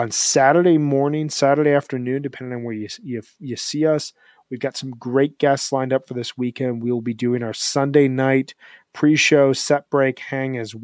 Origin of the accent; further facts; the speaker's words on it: Chicago, Illinois, United States; now in Denver, United States; I'm originally from Chicago, but I live in Denver, Colorado